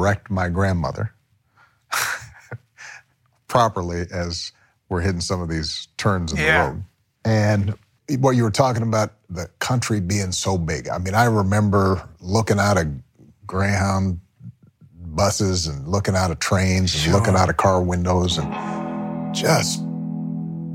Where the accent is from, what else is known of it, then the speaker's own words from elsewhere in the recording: Hawaii, United States; moved away; where I am is paradise in Hawaii